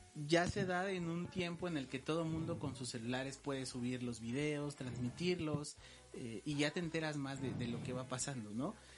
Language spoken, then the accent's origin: Spanish; Mexico; como buenos mexicanos